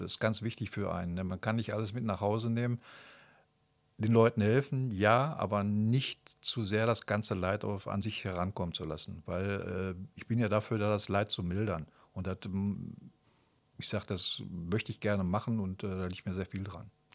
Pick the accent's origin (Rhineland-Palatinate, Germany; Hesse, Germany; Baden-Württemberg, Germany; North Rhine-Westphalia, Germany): North Rhine-Westphalia, Germany; Kamp-Lintfort; ich bin äh, 1961 hier in Kap-Lindfort geboren, habe 1978 meine mittlere Reife gemacht